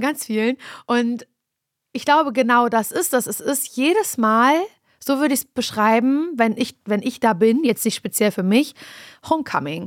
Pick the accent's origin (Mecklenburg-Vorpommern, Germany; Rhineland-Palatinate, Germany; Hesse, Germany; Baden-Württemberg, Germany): Mecklenburg-Vorpommern, Germany; Parchim; moved away as an adult; also born or lived in Berlin; Ich komme ursprünglich aus Parchim